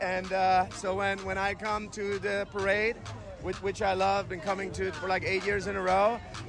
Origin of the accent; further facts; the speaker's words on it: Hungary; now in Sonoma, United States; I'm not from here. I was born in Hungary, like in Eastern Europe